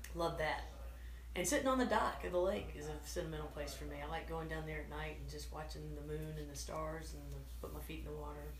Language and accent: English; Atlanta, Georgia, United States; I am from Atlanta, Georgia. I was born in Atlanta